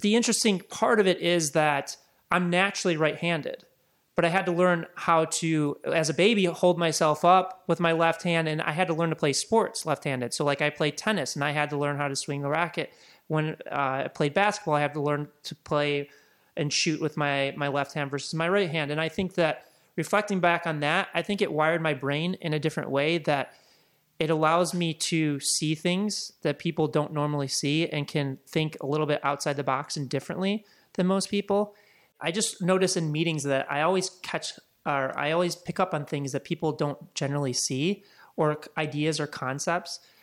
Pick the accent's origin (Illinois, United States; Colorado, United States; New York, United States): Illinois, United States; Chicago; moved away as an adult; also born or lived in Laguna; now in Los Angeles, United States; I grew up in Chicago, and grew up there until I was about twenty-two, twenty-three, and, and moved out to Los Angeles in two thousand five